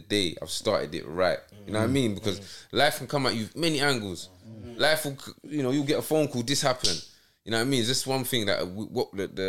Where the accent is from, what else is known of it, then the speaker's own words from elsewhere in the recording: London, United Kingdom; I'm from New Cross